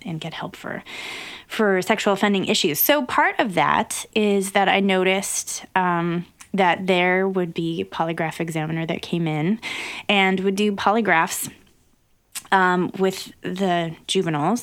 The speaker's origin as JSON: {"language": "English", "region": "Wyoming", "country": "United States", "tie": "born or raised there"}